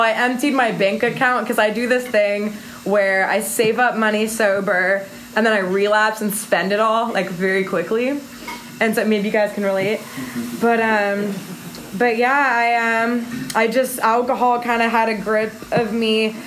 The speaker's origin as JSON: {"language": "English", "town": "Missouri City", "region": "Texas", "country": "United States", "tie": "born or raised there", "said": "I was born in Houston, um, in Missouri City, and I have a Mexican mom and then an American dad"}